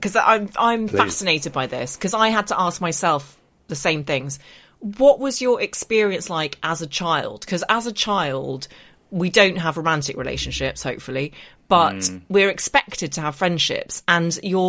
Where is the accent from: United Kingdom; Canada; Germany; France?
United Kingdom; Northern Ireland; accent: English; I have an English accent. I was growing up in Northern Ireland, went to secondary school in Belfast, didn't fit